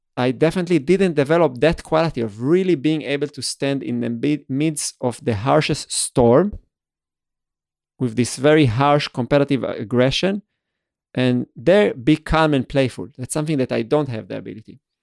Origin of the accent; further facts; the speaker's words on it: Israel; moved away as an adult; also born or lived in Vienna; I started growing up in Israel